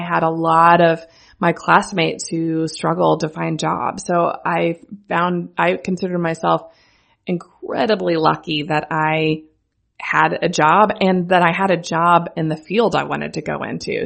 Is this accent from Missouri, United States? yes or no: yes; central Missouri, United States; I am from central Missouri. I grew up on a farm an hour east of Kansas City